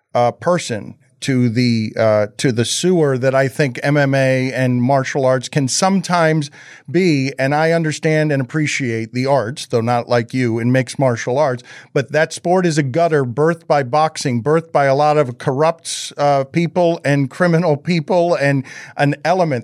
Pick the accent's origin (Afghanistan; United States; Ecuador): United States; Miami, Florida; make Miami proud as a Cuban kid